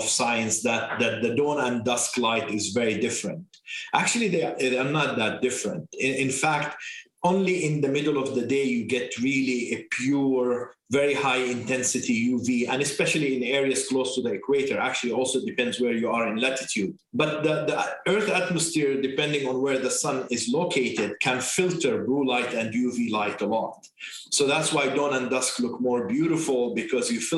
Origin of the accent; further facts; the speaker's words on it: Jordan; English is a second language; moved away as an adult; also born or lived in Beirut, Lebanon; now in Bethesda, United States; I am originally from Jordan. My mother is Lebanese